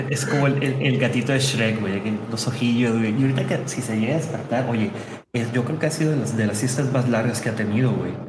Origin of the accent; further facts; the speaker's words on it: Mexico; su servidor es nacido, manufacturado, nacido y criado en México